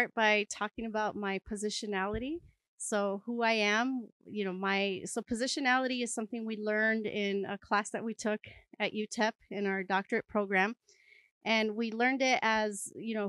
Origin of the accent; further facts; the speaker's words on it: Chaparral, New Mexico, United States; moved away as an adult; also born or lived in Chicago / Harlem, New York; now in El Paso, United States; I was born in El Paso, grew up in Chaparral, New Mexico. I'm Chicana